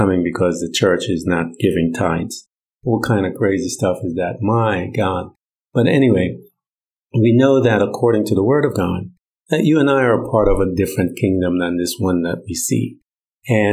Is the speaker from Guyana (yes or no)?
yes; Guyana; now in United States; I'm from Guyana. So I have this dual citizenship, Guyanese, American.